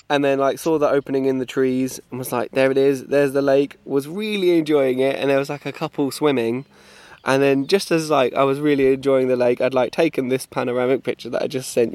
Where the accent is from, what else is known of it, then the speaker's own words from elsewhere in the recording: England, United Kingdom; I'm English